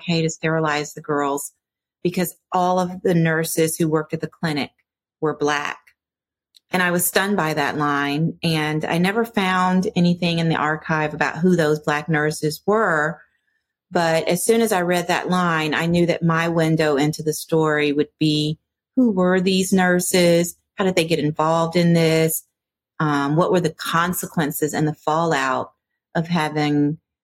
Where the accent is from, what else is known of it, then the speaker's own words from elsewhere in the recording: Memphis, Tennessee, United States; I grew up in Memphis.